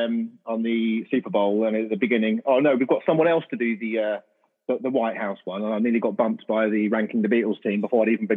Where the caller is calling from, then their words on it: Huntingdon, East of England, United Kingdom; I am in Huntingdon, which is in between. I always tell people it's near Cambridge, but it's edging closer to Peterborough, really, but in the middle there.